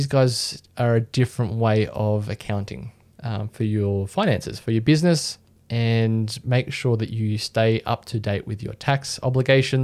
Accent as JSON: {"language": "English", "country": "Australia", "said": "as an Australian"}